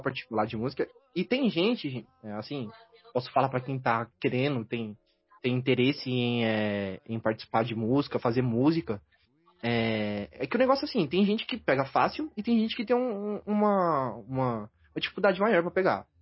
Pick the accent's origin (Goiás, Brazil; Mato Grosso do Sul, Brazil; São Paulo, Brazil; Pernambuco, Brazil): São Paulo, Brazil; ABC Paulista; Eu sou aqui do ABC Paulista